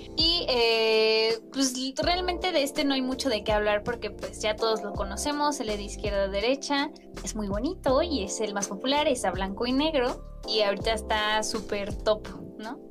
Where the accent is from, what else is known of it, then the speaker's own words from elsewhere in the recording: Mexico; yo soy mexicana